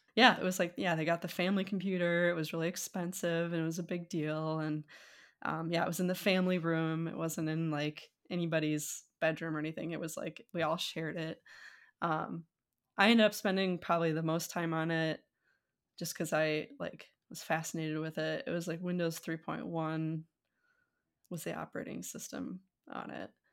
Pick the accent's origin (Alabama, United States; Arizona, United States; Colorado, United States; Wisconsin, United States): Wisconsin, United States; moved away as an adult; also born or lived in Minot, North Dakota / England; now in California, United States; I grew up in North Dakota, partially, I, but until, like, fifth grade or so, um, in a small town, small-ish, I guess, Minot, North Dakota. Um, and then it moved to Wisconsin, like, sixth grade, fifth grade, sixth grade, and then spent most of my rest of my youth, uh, in, like, Wisconsin